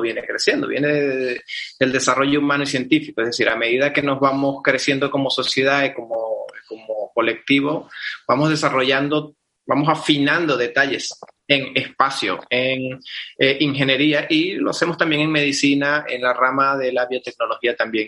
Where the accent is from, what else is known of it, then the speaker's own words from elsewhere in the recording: Venezuela; soy venezolano, médico de Venezuela